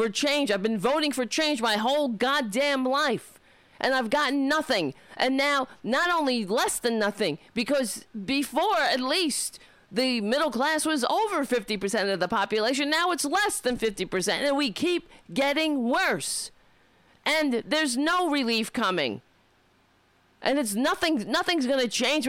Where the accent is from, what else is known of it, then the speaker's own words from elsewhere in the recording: United States; we're American